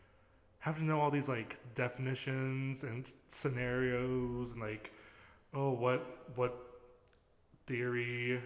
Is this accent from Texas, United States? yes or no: no; Georgia, United States; born or raised there; also born or lived in New Jersey